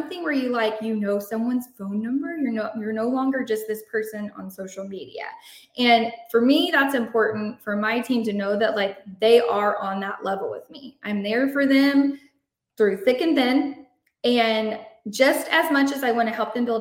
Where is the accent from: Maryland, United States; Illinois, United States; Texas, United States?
Texas, United States; Shiner; I'm from Shiner, Texas. I don't know if you know anything about Shiner, but it is literally a drop in the bucket, tiny town, 2,000 people.